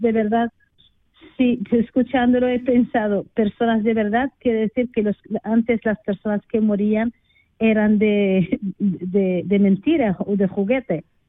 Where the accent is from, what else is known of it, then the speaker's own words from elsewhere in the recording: Western Sahara; moved away; soy del Sáhara Occidental